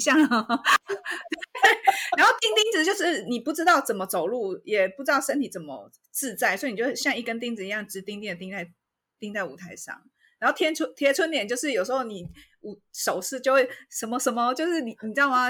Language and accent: Chinese; Taiwan; 那像我们台湾人